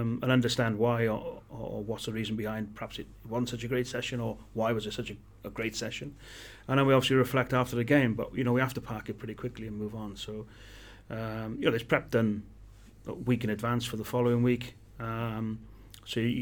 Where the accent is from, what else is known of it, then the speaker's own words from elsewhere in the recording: Welsh, Wales, United Kingdom; being Welsh